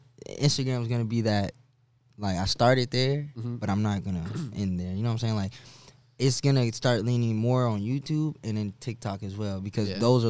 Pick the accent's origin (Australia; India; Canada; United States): United States; Tampa, Florida; born or raised there